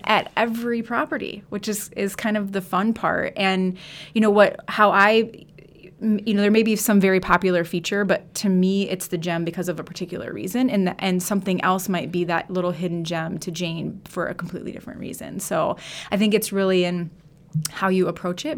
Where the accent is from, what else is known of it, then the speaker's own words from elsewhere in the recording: River Falls, Wisconsin, United States; I grew up in River Falls